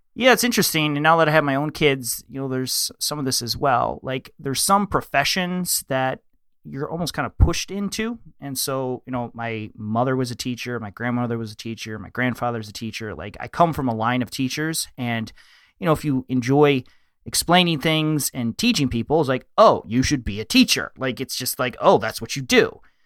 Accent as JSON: {"language": "English", "region": "Michigan", "country": "United States", "said": "I live in the Midwest. I'm from Michigan."}